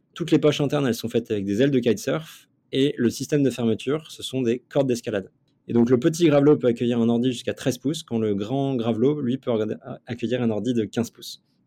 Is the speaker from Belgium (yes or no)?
no; Nantes, Pays de la Loire, France; je viens de Nantes à la base et, euh, j'ai un parcours un peu euh, particulier pour quelqu'un qui est dans l'entrepreneuriat puisque j'étais euh, sportif de niveau toute ma jeunesse. Donc, euh, donc y a pas mal de, j'ai vécu pas mal d'aventures entre mes, euh, mes 6 ans et mes 23 ans. En fait, je suis né à Nantes